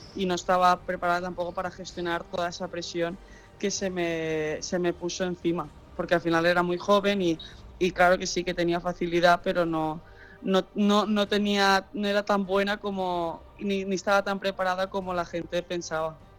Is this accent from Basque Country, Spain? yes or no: no; Catalonia, Spain; also born or lived in United States; Yo nací en Estados Unidos y, eh, cuando tenía siete años mis padres decidieron eh, volver a España